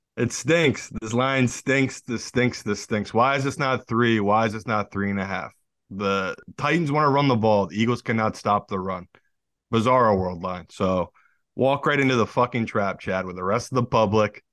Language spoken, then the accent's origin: English; United Kingdom; now in United States; As a Brit